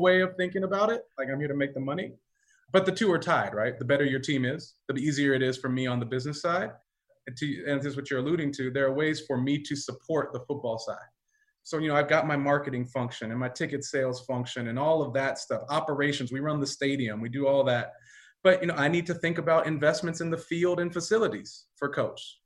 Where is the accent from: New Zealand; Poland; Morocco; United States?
United States; Pomona, California; also born or lived in Diamond Bar, California; I grew up in LA County. I grew up in Pomona, California, um, Diamond Bar, California